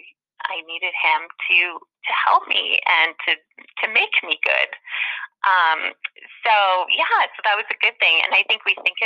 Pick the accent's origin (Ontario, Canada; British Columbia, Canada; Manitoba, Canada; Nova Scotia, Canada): Manitoba, Canada; now in Saskatchewan, Canada; I grew up in Manitoba